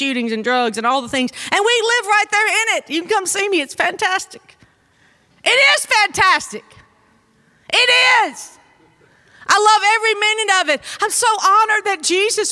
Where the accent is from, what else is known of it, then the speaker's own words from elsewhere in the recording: North Mississippi, United States; moved away as an adult; I grew up in North Mississippi. And we grew up on a farm.